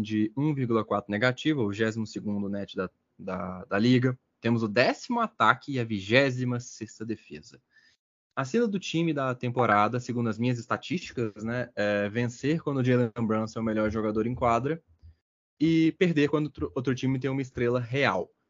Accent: Belo Horizonte, Minas Gerais, Brazil; A gente é de Belo Horizonte

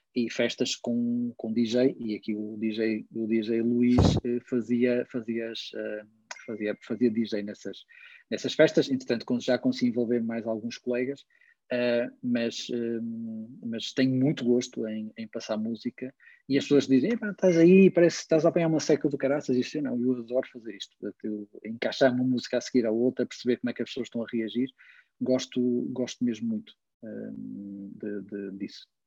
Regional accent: Porto, Norte, Portugal; eu vivo, eu nasci e vivi no Porto

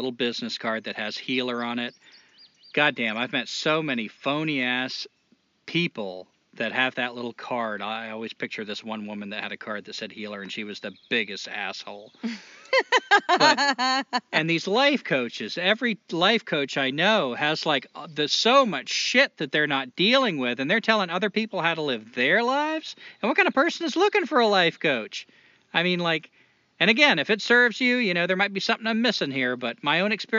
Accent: Toledo, Ohio, United States; But I've heard guys do it, too. Like, I'm from Toledo.

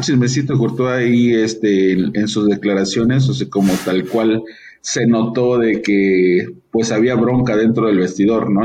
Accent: Mexico; como mexicanos

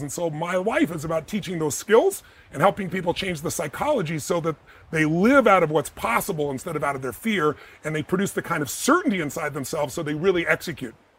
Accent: United States; I'm an American

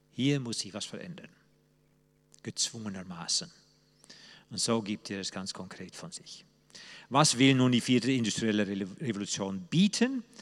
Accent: Netherlands; German is a second language; moved away as an adult; now in Germany; So ticke ich als Holländer eben anders, nicht nur weil ich nun Holländer bin, sondern auch weil wir Holländer einen anderen Geist, einen anderen Engelwesen haben.

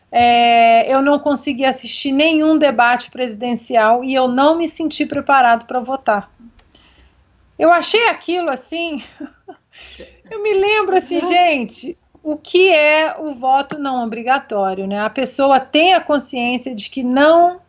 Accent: Minas Gerais, Brazil; eu como uma boa mineira

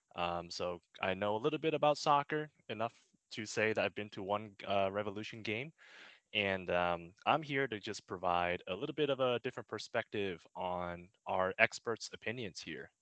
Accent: Massachusetts, United States; I grew up in Massachusetts

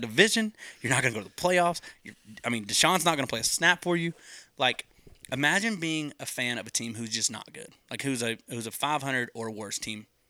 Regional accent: between Dallas and Amarillo, Texas, United States; I grew up about two hours from Dallas. I'm right in between Dallas and Amarillo, middle of nowhere

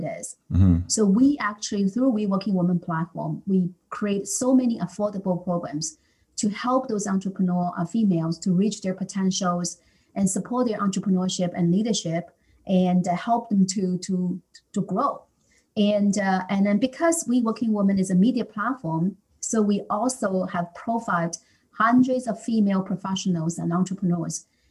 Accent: China; now in Canada; I was born in China

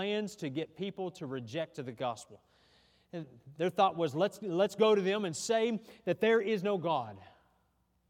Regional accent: United States; I'm proud to be an American

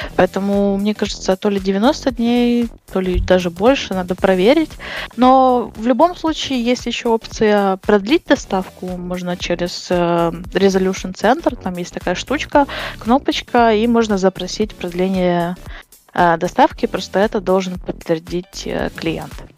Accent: near Uzhhorod, Zakarpattia Oblast, Ukraine; now in Uzhhorod, Ukraine; Это возле Ужгорода, недалеко, два часа езды.

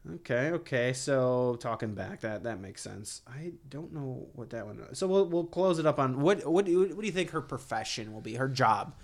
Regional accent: Ohio, United States; moved away; I grew up in Ohio

